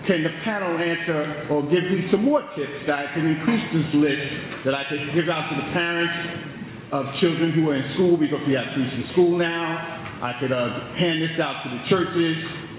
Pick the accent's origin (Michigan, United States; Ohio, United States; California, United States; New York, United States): New York, United States; New York City; I grew up in a project in Brooklyn.